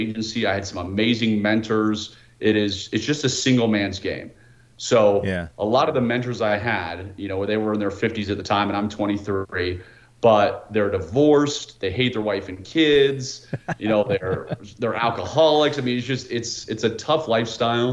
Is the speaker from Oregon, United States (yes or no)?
no; Washington, District of Columbia, United States; moved away as an adult; now in Utah, United States; I'm born and raised in the Washington, D.C. area